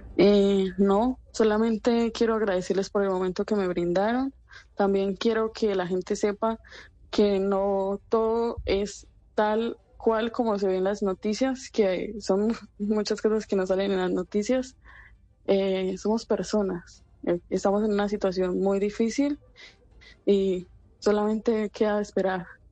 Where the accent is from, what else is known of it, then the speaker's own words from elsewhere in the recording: Medellín, Antioquia, Colombia; now in Sderot, Israel; Yo soy de Medellín.